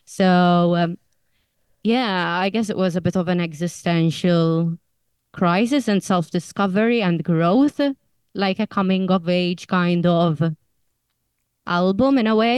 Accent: Malta; now in United Kingdom; that's kind of us three, Leanne, me and Leona, finding our feet as immigrants in the UK because we're originally from Malta.

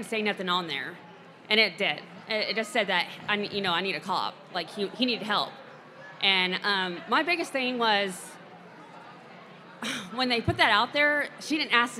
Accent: Texas, United States; I'm from Texas

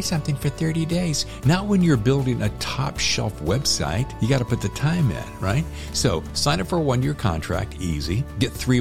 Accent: North Carolina, United States; I grew up in North Carolina

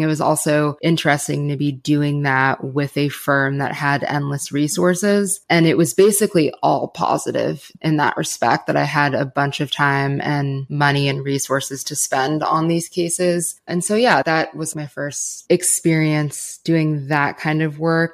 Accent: Los Angeles, California, United States; moved away as an adult; I was born and raised in Los Angeles

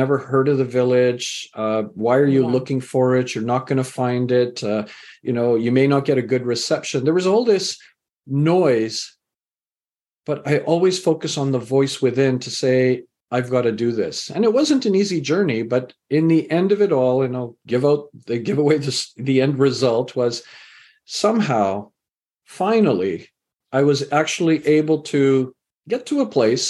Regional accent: Canada; also born or lived in England; I was born in England, raised in Canada.

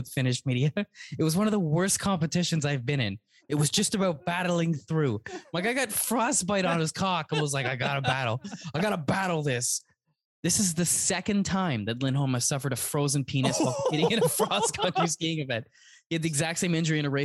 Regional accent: Canada; we grew up in Canada

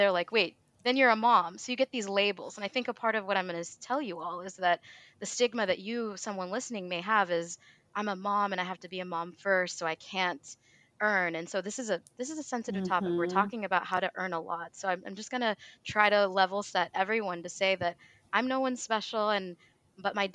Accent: Clarksville, Tennessee, United States; now in Louisville, United States; My parents still live in the small town where I was born and raised, Clarksville, Tennessee

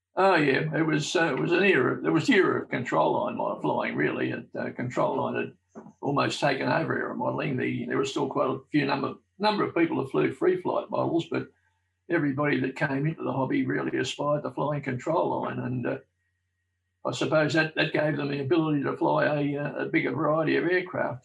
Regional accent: Melbourne, Victoria, Australia; I was born in South Melbourne, uh, not, not, not too far away from Albert Park

